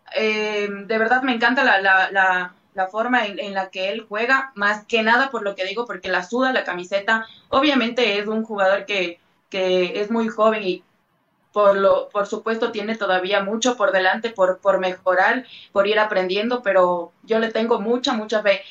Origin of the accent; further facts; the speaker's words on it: Ecuador; como ecuatoriana